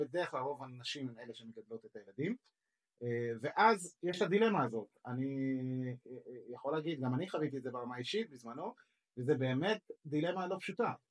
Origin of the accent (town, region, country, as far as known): Israel